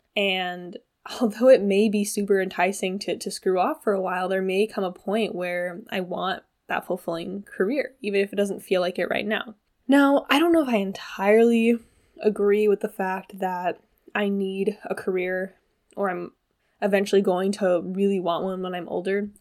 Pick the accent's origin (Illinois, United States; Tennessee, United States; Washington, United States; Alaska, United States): Washington, United States; now in Hawaii, United States; I have been back home in Washington State, where I'm from